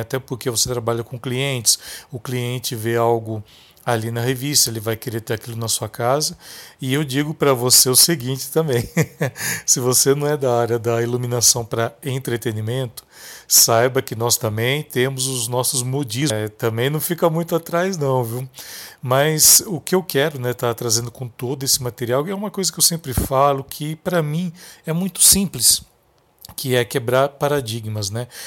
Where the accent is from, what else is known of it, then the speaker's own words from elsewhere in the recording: interior of São Paulo, Brazil; Eu venho de uma cidade do interior, aqui de São Paulo